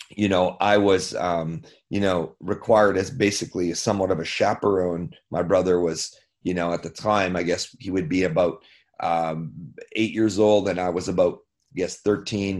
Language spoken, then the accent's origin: English; Canada; being a Canadian kid